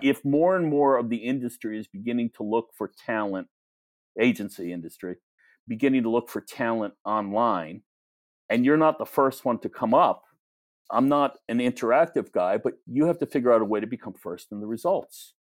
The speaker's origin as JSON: {"language": "English", "region": "New York", "country": "United States", "tie": "born or raised there", "said": "growing up in New York"}